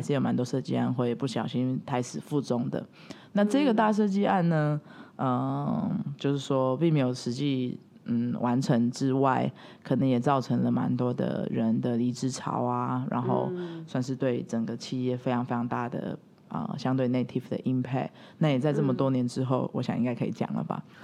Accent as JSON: {"language": "Chinese", "country": "Taiwan", "tie": "born or raised there", "also_born_or_lived": "Italy / Shanghai", "moved": "as an adult", "said": "我是一个土生土长的台湾人"}